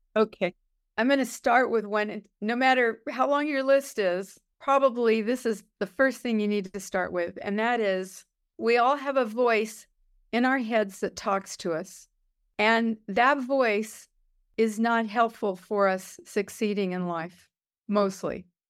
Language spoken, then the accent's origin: English; Los Angeles, California, United States; I grew up in East Los Angeles